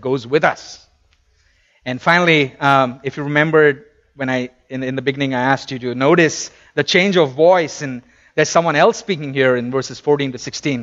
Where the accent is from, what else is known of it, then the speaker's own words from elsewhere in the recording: India; moved away; I come from India